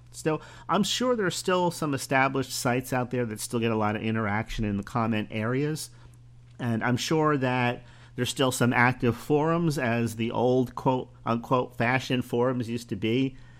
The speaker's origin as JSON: {"language": "English", "town": "Bradenton", "region": "Florida", "country": "United States", "tie": "born or raised there", "said": "my hometown, eh, of Bradenton, Florida"}